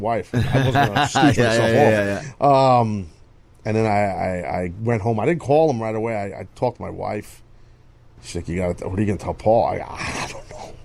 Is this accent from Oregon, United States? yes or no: no; New York City, New York, United States; wrestling in my hometown at the Garden